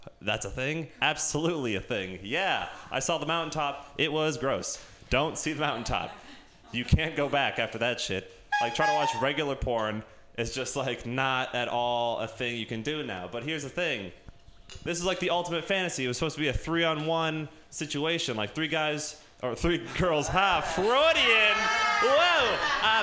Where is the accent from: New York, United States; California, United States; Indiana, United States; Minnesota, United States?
California, United States; Sausalito; growing up in Sausalito